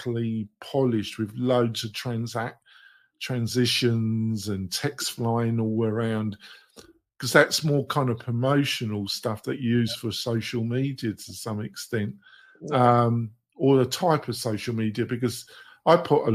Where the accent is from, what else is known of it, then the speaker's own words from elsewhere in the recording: England, United Kingdom; I'm English